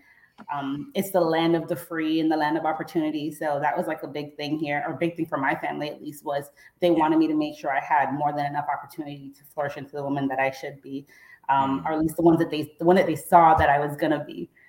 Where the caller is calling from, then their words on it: Jacksonville, Florida, United States; I am in Jacksonville, Florida.